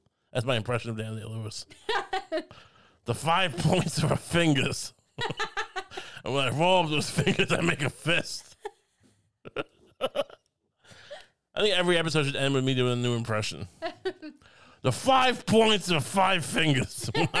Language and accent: English; Singapore; also born or lived in China; No, I'm from Singapore. Right. But you lived in China. Yeah, I did.